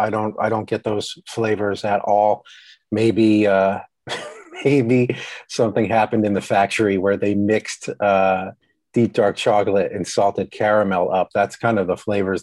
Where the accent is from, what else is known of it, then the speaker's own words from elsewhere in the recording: New York/New Jersey border, East Coast, United States; moved away; I grew up on the East Coast